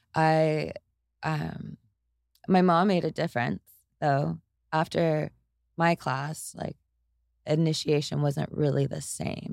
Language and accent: English; Tyler, Texas, United States; now in Austin, United States; I grew up in Tyler, Texas, and over in East Texas, it's, it's kind of brutal